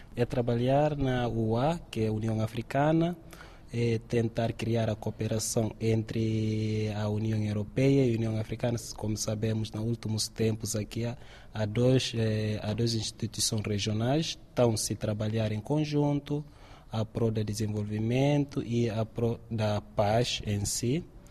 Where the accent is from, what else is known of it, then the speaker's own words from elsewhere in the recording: Guinea-Bissau; moved away as an adult; also born or lived in Turkey; now in Évora, Portugal; venho de Guiné-Bissau